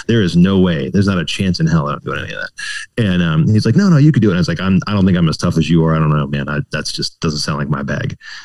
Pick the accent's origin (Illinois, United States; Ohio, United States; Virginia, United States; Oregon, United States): Virginia, United States; also born or lived in Blacksburg, Virginia; I grew up in Virginia. Until I was in like, I guess middle school, we were kind of in Northern Virginia and then we moved down to Southwest Virginia, like Blacksburg area